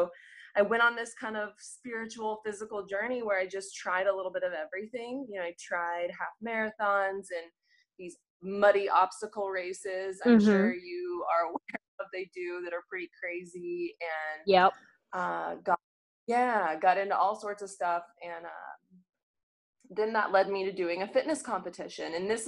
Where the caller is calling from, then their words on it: Phoenix, Arizona, United States; So, yep, I am joining you from Phoenix. It is super hot right now this year. So I'm new to Phoenix.